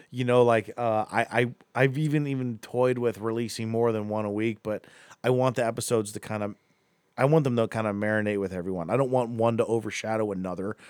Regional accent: Akron, Ohio, United States; moved away as an adult; now in Cleveland, United States; we're from Akron originally

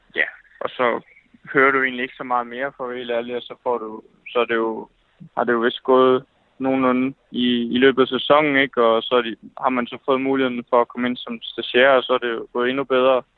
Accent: Fredericia, Southern Denmark, Denmark; jeg kommer fra, fra Fredericia

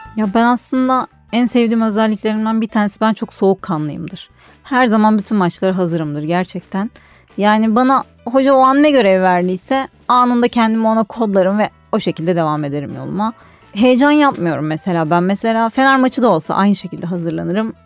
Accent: Istanbul, Turkey; 1990 yılında İstanbul'da doğdum.

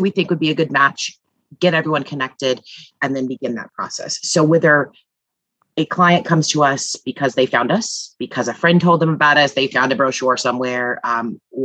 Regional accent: Midwest, United States; now in East Coast, United States; I'm from the Midwest and now live on the East Coast

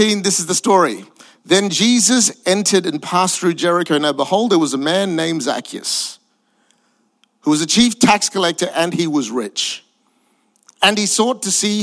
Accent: Perth, Western Australia, Australia; also born or lived in Singapore / Malaysia; I'm Asian, but I grew up in Perth, Western Australia.

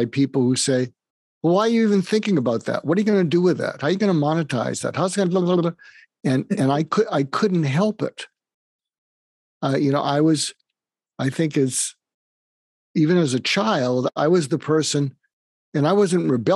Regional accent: outside of Boston, Massachusetts, United States; moved away; I grew up outside of Boston

